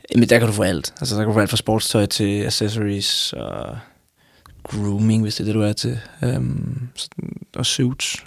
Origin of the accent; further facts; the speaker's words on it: Frederiksberg, Capital Region of Denmark, Denmark; jeg er vokset op... Øh, jeg går nok fra Frederiksberg, men... men øh, så kan man så diskutere, hvad, hvad Frederiksberg er, men, men, men jeg ser mig, hvis jeg, nogen spørger mig, så ser jeg hellere Københavner